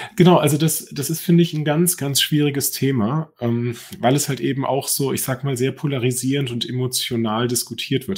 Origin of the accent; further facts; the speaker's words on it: Germany; moved away as an adult; now in Norway; wir als Deutsche